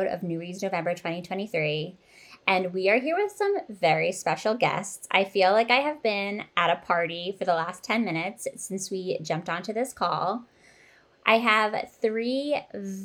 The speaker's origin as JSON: {"language": "English", "region": "Pennsylvania", "country": "United States", "tie": "born or raised there", "said": "Cait and I went to the same high school years apart, but we come from the same place"}